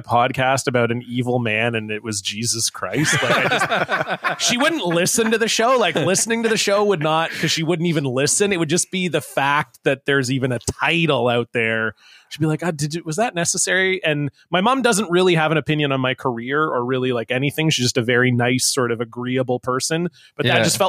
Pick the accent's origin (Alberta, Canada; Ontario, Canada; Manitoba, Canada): Ontario, Canada; I grew up in Ontario